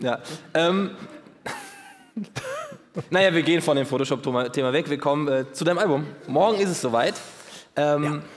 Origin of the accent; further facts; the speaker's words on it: Hesse, Germany; ich bin Hesse